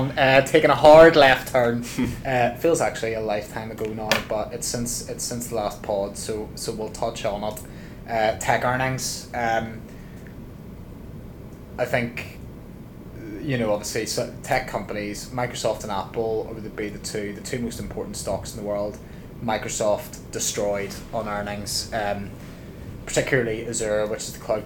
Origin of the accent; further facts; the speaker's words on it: Ireland; being Irish